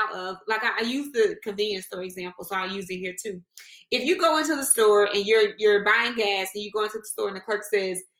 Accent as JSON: {"language": "English", "region": "Mississippi", "country": "United States", "tie": "born or raised there", "said": "I was born in Mississippi"}